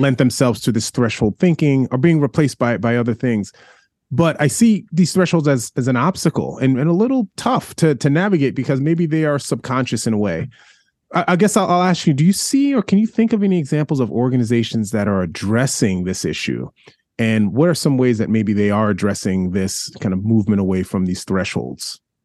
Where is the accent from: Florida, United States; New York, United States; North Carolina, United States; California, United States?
New York, United States; New York City; I'm a New Yorker